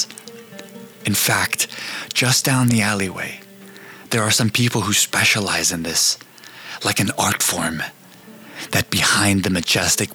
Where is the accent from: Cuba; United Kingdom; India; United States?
United States; As an American